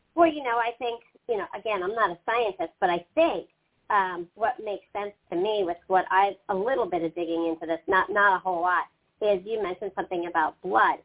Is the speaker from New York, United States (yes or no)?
no; Pennsylvania, United States; now in North Carolina, United States; I grew up in Pennsylvania